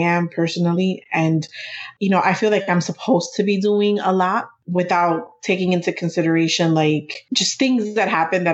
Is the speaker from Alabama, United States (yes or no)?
no; New York City, New York, United States; We're both from New York City. Our family, we're both first generation. Our families are from the Dominican Republic